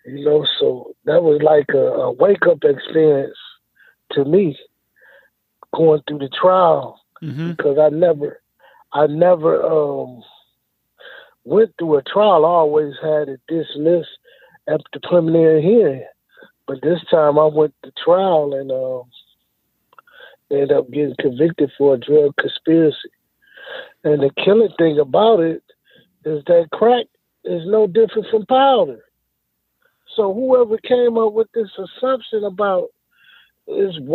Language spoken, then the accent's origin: English; Rockford, Illinois, United States; I grew up in Rockford, Illinois, on the west side of Rockford. And I was living there all my life